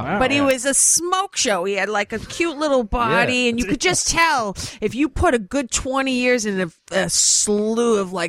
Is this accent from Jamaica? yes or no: no; Boston, Massachusetts, United States; also born or lived in Los Angeles; now in New York, United States; Yes, and I'm from Boston.